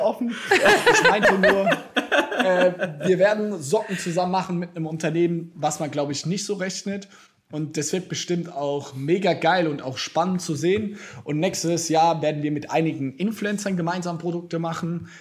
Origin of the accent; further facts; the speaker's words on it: Mannheim, Baden-Württemberg, Germany; bei uns in Mannheim, tatsächlich habe ich, wenn ich hier fertig bin, habe ich auch da einen Termin mit meinem besten Freund aus der Kindheit.